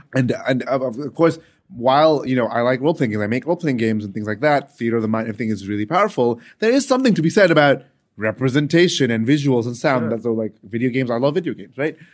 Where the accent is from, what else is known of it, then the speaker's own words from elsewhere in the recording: United Arab Emirates; I grew up in the United Arab Emirates